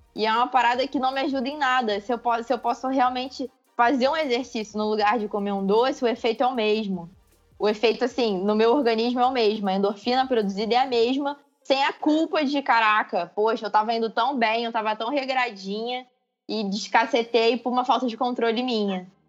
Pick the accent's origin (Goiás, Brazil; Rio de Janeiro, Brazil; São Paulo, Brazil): Rio de Janeiro, Brazil; Macaé; eu sou de Macaé, não sou do Rio